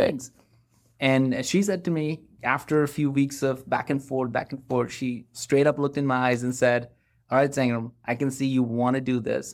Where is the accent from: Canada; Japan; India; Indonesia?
India; moved away as an adult; now in Atlanta, United States; I grew up in India